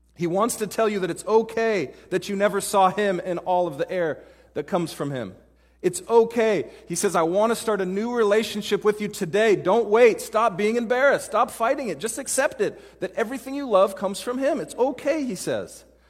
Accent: Pacific Northwest, United States; moved away as an adult; also born or lived in Dallas, Texas / Denver, Colorado; now in Seattle, United States; I grew up in the Pacific Northwest

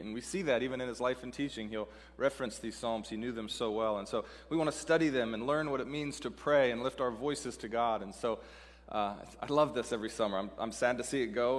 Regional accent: Seattle, Washington, United States; moved away as an adult; also born or lived in Dallas, Texas; I'm from Seattle, living in Dallas, Texas

